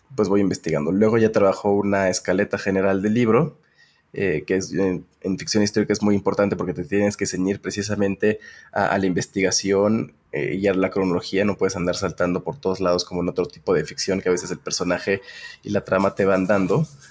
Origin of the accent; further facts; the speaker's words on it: Mexico City, Mexico; also born or lived in Delaware, United States / Puebla; nací en Delaware, en Estados Unidos, pero eh, vine a vivir a México como a los tres meses de nacer, entonces eh, pues realmente no, me siento gringo. Eh, crecí toda mi vida en, la Ciudad de México